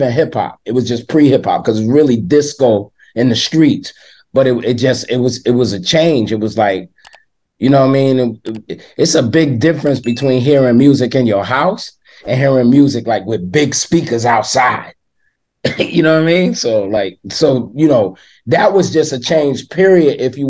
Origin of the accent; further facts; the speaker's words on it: New York City, New York, United States; I grew up in East New York, Brooklyn